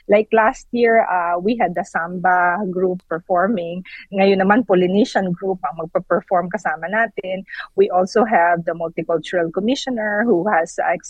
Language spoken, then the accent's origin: Tagalog; Philippines; now in Victoria, Australia; we're embracing our being Filipino and Australians at the same time.